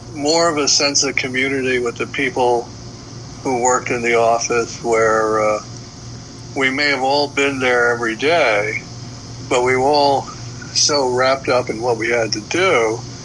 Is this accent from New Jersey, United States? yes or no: no; New York City, New York, United States; a kid growing up in the Bronx